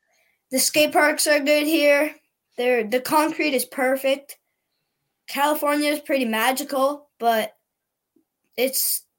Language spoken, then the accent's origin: English; Costa Rica; So I was born in Costa Rica, and we went down to Telluride in Colorado